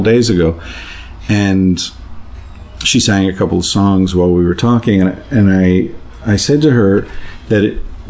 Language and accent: English; United States; I'm an American